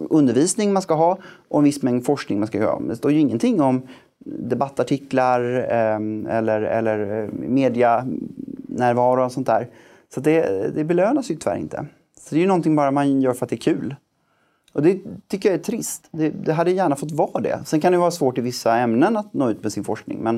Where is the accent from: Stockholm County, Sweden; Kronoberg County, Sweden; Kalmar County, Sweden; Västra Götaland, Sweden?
Västra Götaland, Sweden; Gothenburg; Jag, jag är ju, det hörs inte på dialekten längre men jag är född och uppvuxen i Göteborg